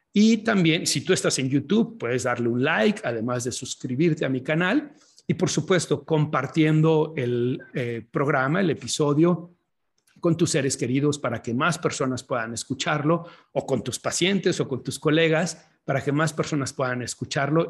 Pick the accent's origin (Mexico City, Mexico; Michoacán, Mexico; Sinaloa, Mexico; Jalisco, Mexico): Jalisco, Mexico; Guadalajara; now in Chicago, United States; estoy en la ciudad en donde nací, estoy en Guadalajara, Jalisco, México